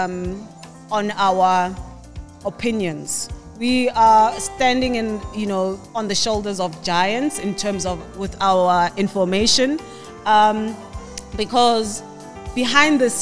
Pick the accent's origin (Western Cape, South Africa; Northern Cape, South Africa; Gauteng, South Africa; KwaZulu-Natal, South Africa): Gauteng, South Africa; Soweto; Originally, I'm from Soweto, Pimville